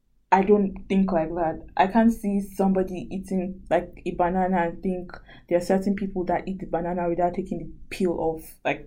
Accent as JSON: {"language": "English", "country": "Nigeria", "second_language": "English", "moved": "as an adult", "lives_now": "Sydney, Australia", "said": "Because that in Nigeria, we all speak English."}